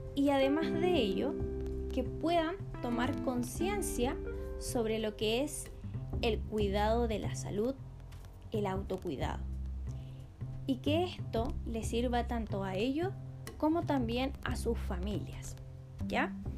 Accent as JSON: {"language": "Spanish", "region": "Coquimbo", "country": "Chile", "said": "soy de la cuarta región de Coquimbo"}